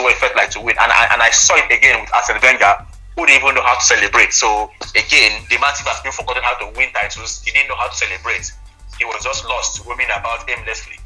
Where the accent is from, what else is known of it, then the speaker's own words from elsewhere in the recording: Nigeria; as a Nigerian